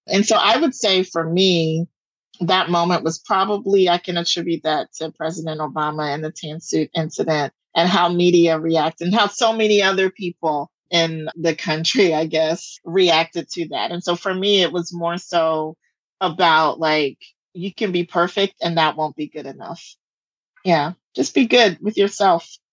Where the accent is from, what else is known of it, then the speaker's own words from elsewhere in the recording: the South, United States; I'm from the South